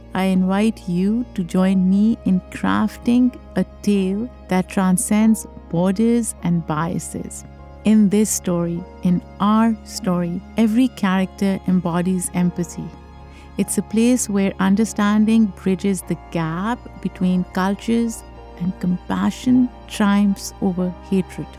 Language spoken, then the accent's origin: English; Pakistan; now in New York, United States; I grew up in Pakistan, I grew up in a country where I was part of the dominant population